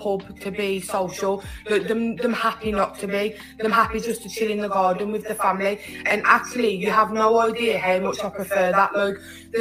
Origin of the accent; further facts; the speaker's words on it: United Kingdom; moved away as an adult; now in United States; for us as British people